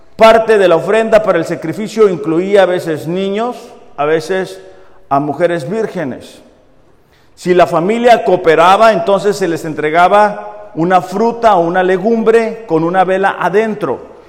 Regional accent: Mexicali, Baja California, Mexico; moved away as an adult; yo soy de Mexicali

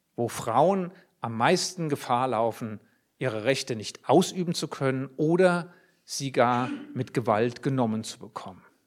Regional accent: Germany; Ich bin als Jude in Deutschland aufgewachsen

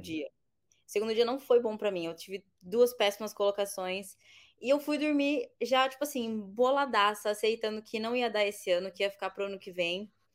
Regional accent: Bauru, São Paulo, Brazil; moved away as an adult; now in United Arab Emirates; eu sou de Bauru, nascida e sempre morei em Bauru

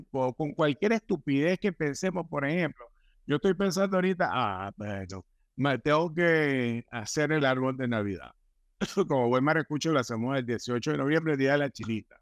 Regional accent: Venezuela; decimos en Venezuela

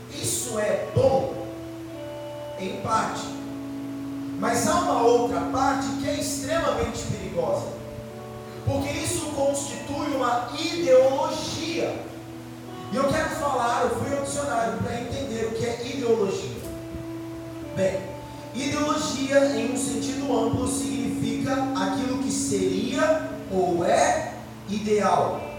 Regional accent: Brazil; Nós nascemos no Brasil.

